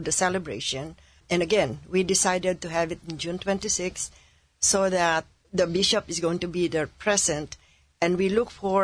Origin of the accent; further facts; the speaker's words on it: Philippines; now in Cypress, United States; I am very proud of being a Filipino because the Philippines is the only Catholic country in the Far East